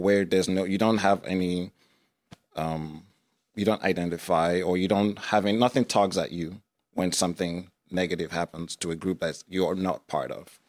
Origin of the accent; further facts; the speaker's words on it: Nigeria; also born or lived in United States; now in Iowa, United States; I was born in Nigeria and raised for a few years there before moving to the United States.